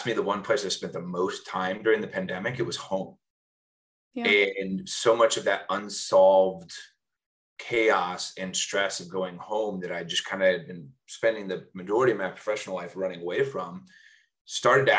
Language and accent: English; Evansville, Indiana, United States; moved away as an adult; also born or lived in Bloomington, Indiana / Chicago / New York / San Francisco; born and raised in Evansville, Indiana